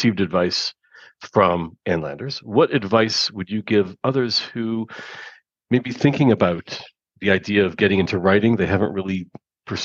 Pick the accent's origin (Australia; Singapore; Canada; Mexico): Canada; Toronto, Ontario; I'm from Toronto